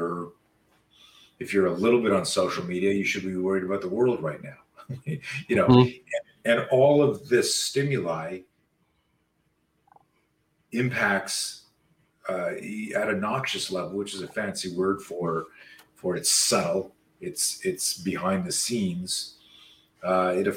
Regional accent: Canada; I grew up in Canada

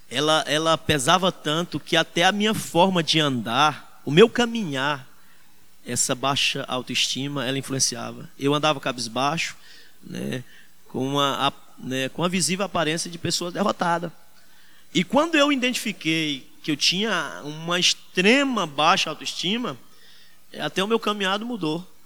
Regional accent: Northeast Region, Brazil; Nós, como nordestinos, sabemos

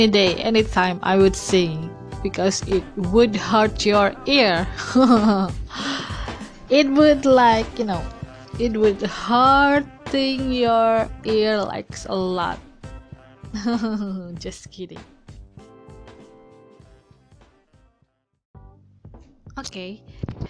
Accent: Indonesia; I'm from Indonesia

